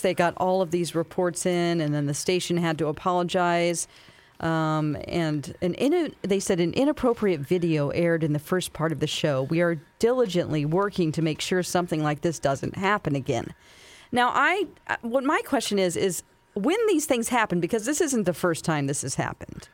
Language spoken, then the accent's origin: English; Springfield, Missouri, United States; also born or lived in California; Springfield, Missouri, my hometown